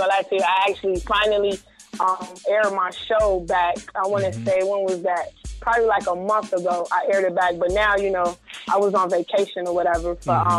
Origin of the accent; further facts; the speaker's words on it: Chicago, Illinois, United States; I'm from Chicago.